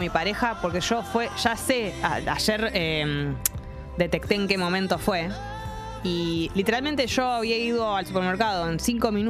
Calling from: Belgrano, Buenos Aires, Argentina; de Belgrano.

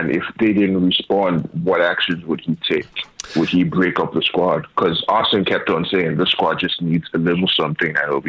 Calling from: Nigeria

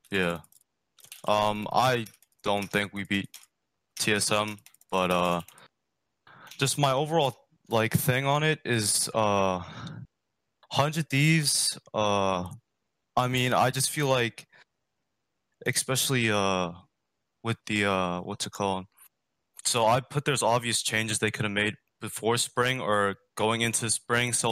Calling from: Virginia, United States

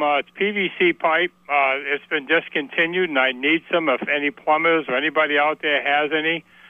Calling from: Alburgh, Vermont, United States; in Allberg.

